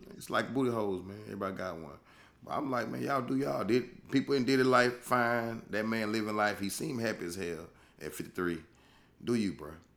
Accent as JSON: {"language": "English", "region": "Louisiana", "country": "United States", "said": "I'm from Louisiana. I'ma take it back to the boot"}